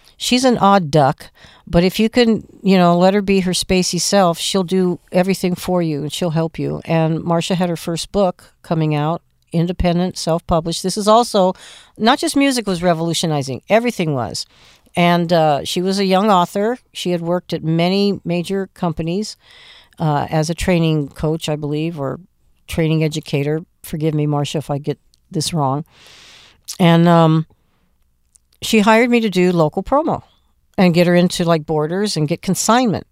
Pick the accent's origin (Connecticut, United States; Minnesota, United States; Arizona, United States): Arizona, United States; Phoenix; moved away as an adult; also born or lived in Los Angeles; My hometown is Phoenix. I'm born and raised there, nineteen fifty-three